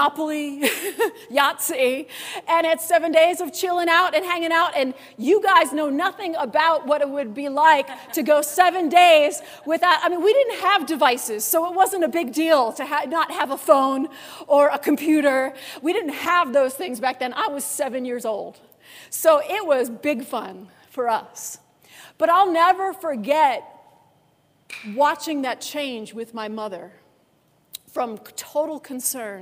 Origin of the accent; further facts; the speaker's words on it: Orchard Park, New York, United States; now in Denver, United States; I grew up in Buffalo, New York. I actually grew up in that town I was talking about, Orchard Park